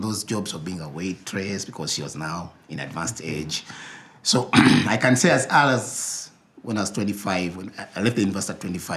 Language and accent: English; Uganda; I grew up in Chireka